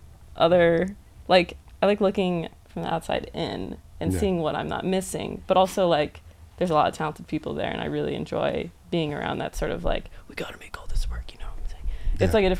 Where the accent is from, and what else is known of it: New Jersey, United States